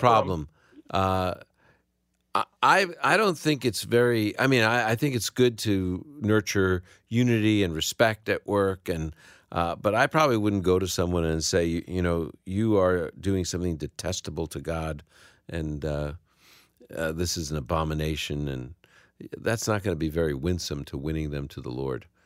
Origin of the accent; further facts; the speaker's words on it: New York City, New York, United States; I'm from the Holy Land of Brooklyn. That's where I was born